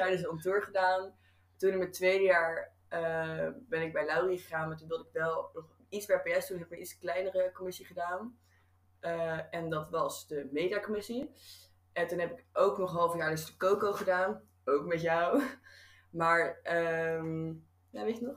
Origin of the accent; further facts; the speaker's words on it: Rotterdam, South Holland, Netherlands; moved away; ik kom uit Rotterdam